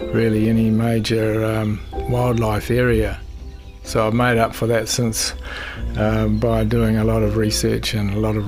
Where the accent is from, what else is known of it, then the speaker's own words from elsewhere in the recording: Mosgiel, Otago, New Zealand; also born or lived in Dunedin; I was born in Dunedin and I grew up at Mosgiel when it was about a quarter of the size it is now.